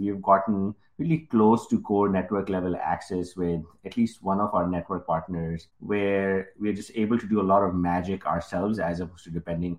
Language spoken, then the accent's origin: English; Pakistan; English is a second language; moved away as an adult; now in United States; I came in from Pakistan. I had no credit history. I had $200 in my pocket.